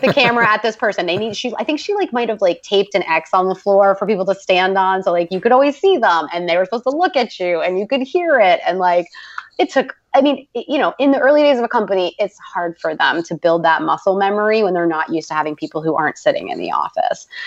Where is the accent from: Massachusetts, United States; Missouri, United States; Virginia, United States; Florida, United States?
Massachusetts, United States; Boston; I'm from Boston.